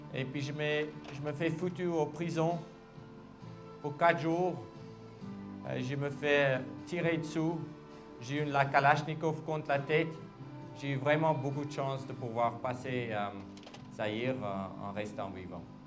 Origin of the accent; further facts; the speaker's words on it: South Africa; je suis de l'Afrique du Sud, je parle des langues